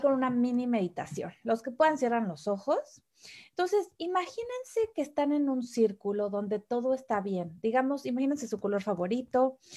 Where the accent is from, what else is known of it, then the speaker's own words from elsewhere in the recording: Mexico City, Mexico; moved away as an adult; now in Germany; mexicana. Nací en la Ciudad de México